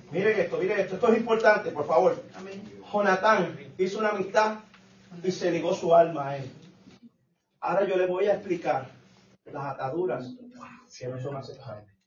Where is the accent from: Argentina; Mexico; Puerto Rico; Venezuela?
Puerto Rico; Yo soy boricua.